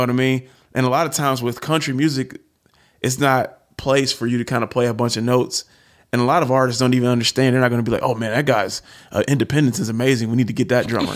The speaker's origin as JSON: {"language": "English", "town": "Detroit", "region": "Michigan", "country": "United States", "said": "I'm from Detroit"}